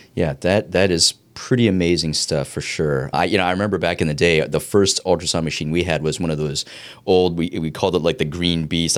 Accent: East Coast, United States; I grew up on the East Coast

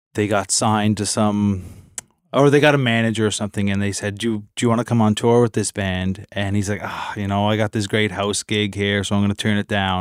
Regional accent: Inverness, Nova Scotia, Canada; moved away; in my hometown in Inverness at the, the Arts Center

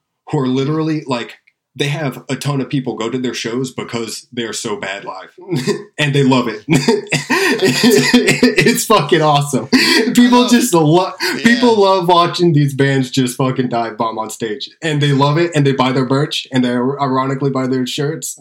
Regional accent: Tampa, Florida, United States; I grew up in Tampa and there's still a really good metal scene here

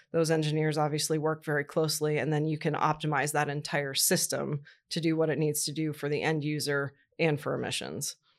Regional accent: Columbus, Ohio, United States; moved away; also born or lived in Indiana; I was raised in Columbus, Ohio

